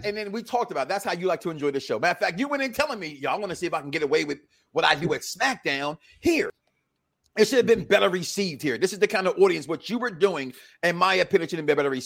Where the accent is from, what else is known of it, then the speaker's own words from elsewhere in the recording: Philadelphia, Pennsylvania, United States; I'm from the Philadelphia area